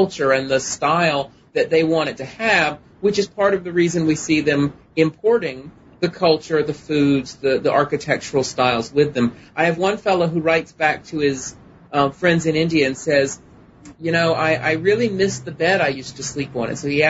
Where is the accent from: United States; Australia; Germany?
Germany; born there; I actually was not born in the U.S. I was born in Germany on an Air Force base.